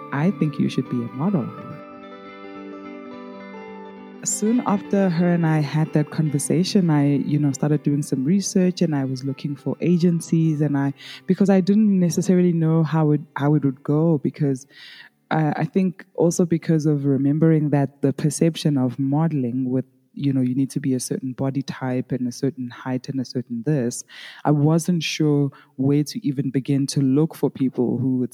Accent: South Africa; accent: South African; I am from South Africa

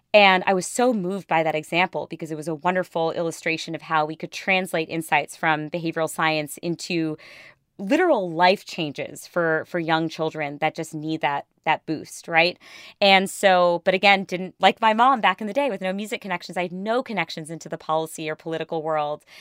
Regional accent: India; I'm Indian

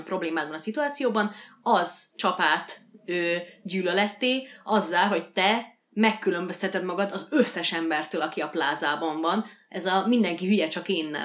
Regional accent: Békés, Hungary; accent: Békés; ez a békési kiejtésem

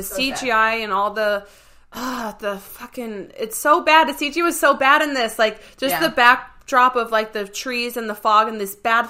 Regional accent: New England, United States; I'm from New England

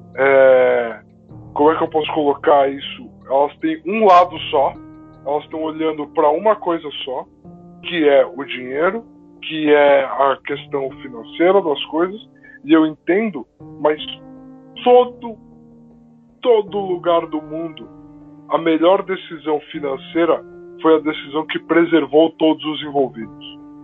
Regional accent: Brazil; a gente, como brasileiro

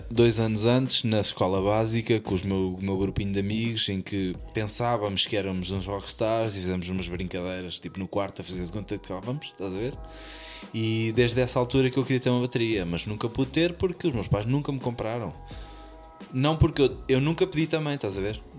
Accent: Centro, Portugal; na minha terra havia a São Veiga, que era o café lá à beira da Nacional 111, que vai o Coimbra Figueira

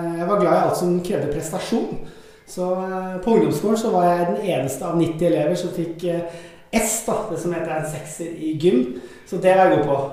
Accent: Skedsmokorset, Akershus, Norway; also born or lived in Sandnes / Stavanger; vokste opp på Skedsmokorset-området

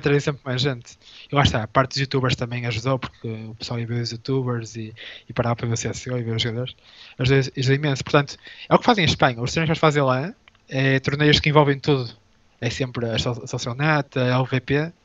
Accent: Portugal; first language Portuguese; somos portugueses

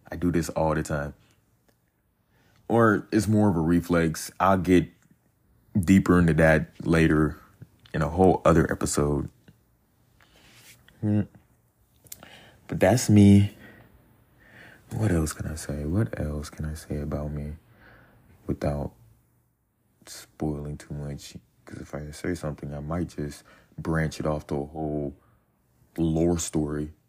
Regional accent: North Carolina, United States; born there; I'm 21 I was born in North Carolina. Military kid, by the way, so been moving around a lot.

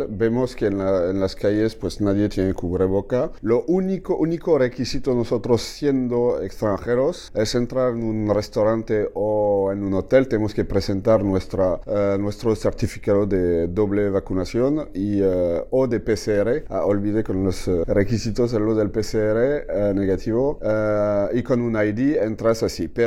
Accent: Mexico; andando en las calles de, Montreal, efectivamente somos los primeros mexicanos en, pisar las calles de Montreal.

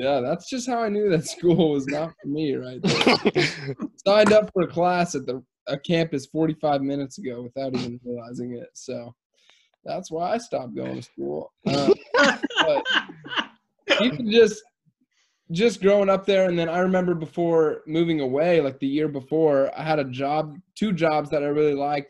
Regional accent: Albuquerque, New Mexico, United States; moved away as an adult; now in Seattle, United States; I've lived out here in Seattle for the last 3 years. And I liked growing up in Albuquerque

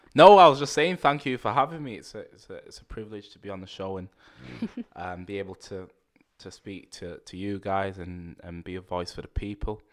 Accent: Manchester, North West England, United Kingdom; accent: Mancunian; I grew up in Manchester, a place called Rusholme.

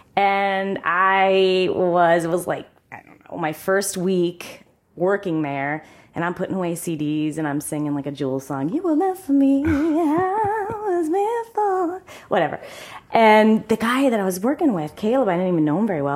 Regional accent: Sunbury, Ohio, United States; also born or lived in Columbus, Ohio; I am from Sunbury, Ohio

